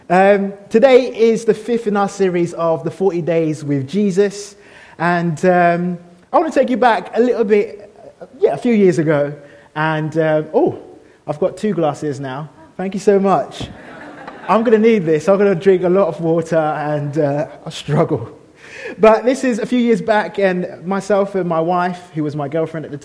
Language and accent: English; London, United Kingdom; now in Birmingham, United Kingdom; I'm a Londoner, and living in Birmingham